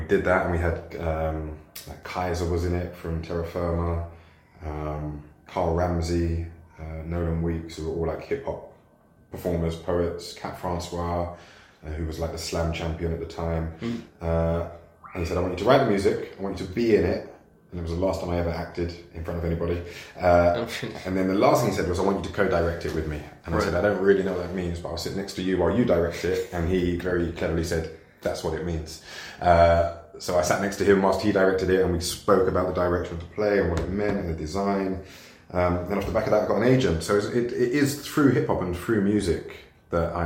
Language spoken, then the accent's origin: English; London, United Kingdom; I grew up in Forest Gate, Stratford, Leytonstone, right. Down the road.